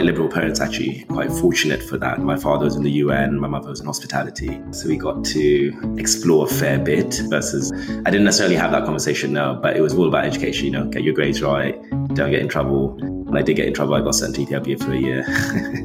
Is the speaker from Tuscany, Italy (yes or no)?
no; Rome, Lazio, Italy; moved away as an adult; also born or lived in Canada; now in Brooklyn, United States; I was raised in Italy. So I'm from Rome. That's where I was raised. English school, hence the accent, in Italy